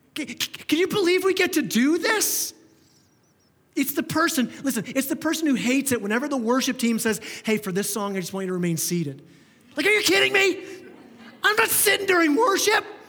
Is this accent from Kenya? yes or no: no; Canada; we're so Canadian